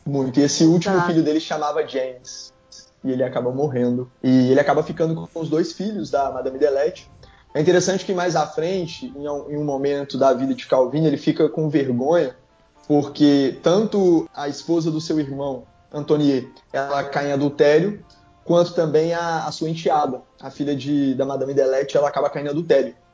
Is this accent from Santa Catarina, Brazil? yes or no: no; Minas Gerais, Brazil; now in Espírito Santo, Brazil; eu sou mineiro